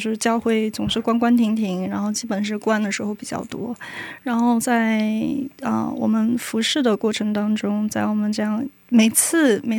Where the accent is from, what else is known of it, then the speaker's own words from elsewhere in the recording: China; moved away as an adult; also born or lived in Singapore; now in South Korea; 我是一个中国人，然后我在韩国人，我我在用英文来服侍弟兄